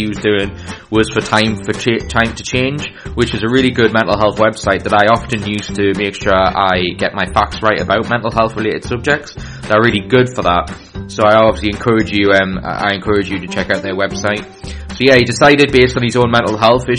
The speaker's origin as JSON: {"language": "English", "town": "Newcastle upon Tyne", "region": "North East England", "country": "United Kingdom", "said": "I'm from the Newcastle and northeast of England."}